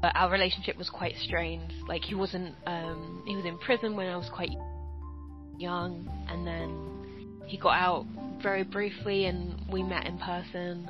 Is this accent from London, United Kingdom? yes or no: yes; London, United Kingdom; I was born and raised in South London